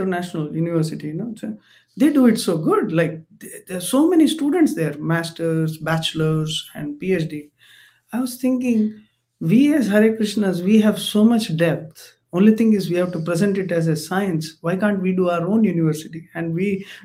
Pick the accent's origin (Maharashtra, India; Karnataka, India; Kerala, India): Karnataka, India; Mangalore; I come from Mangalore, right, South India